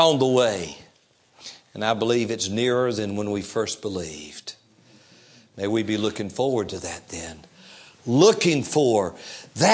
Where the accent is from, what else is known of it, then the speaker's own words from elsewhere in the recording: Fayetteville, United States; the church in which I grew up in Fayetteville